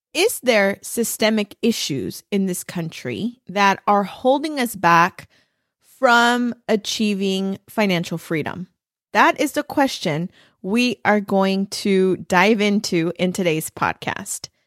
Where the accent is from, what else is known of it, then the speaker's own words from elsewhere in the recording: Los Angeles, California, United States; moved away as an adult; now in Arizona, United States; I was born and raised in East L